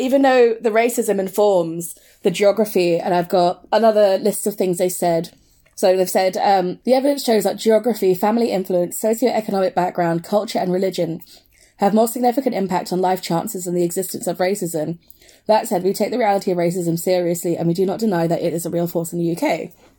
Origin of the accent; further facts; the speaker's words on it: United Kingdom; also born or lived in Brent, London / Leicester; it's either Brent or Leicester, and I grew up in both